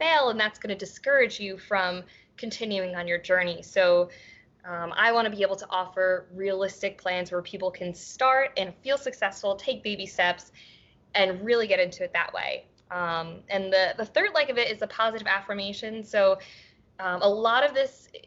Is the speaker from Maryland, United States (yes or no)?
yes; Baltimore, Maryland, United States; I live in Baltimore.